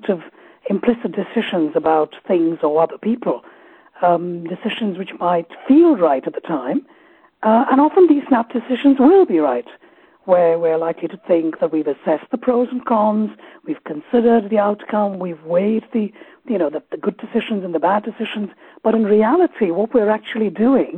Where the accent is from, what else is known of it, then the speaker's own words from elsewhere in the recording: Kolkata, West Bengal, India; first language Malayalam; English is a second language; also born or lived in Kerala; now in United Kingdom; I grew up in Calcutta